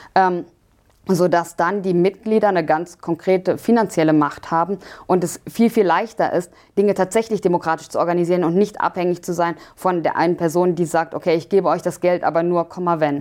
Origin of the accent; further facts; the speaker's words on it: Germany; wir auch als, als Deutsche